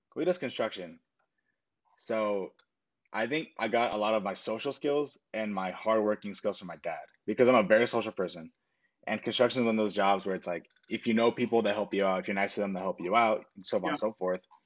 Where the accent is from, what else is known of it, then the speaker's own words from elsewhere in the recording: Long Beach, California, United States; Born in Long Beach, California